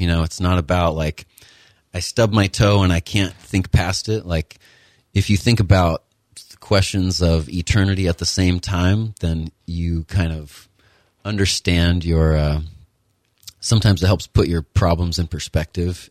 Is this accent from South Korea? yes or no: no; Connecticut, United States; moved away as an adult; also born or lived in Kentucky / Utah / Florida; I was born and raised in Connecticut, went to high school there